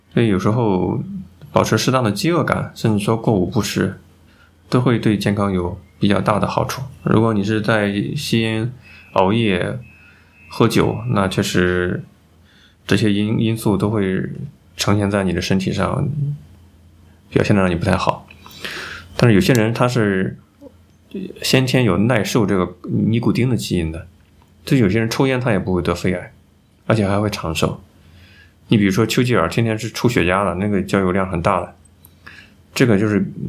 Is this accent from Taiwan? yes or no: no; China; 我们中国人